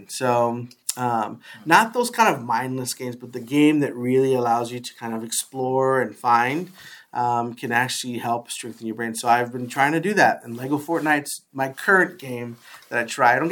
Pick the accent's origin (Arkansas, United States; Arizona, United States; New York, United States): New York, United States; New York City; now in Washington, United States; I grew up in the Bronx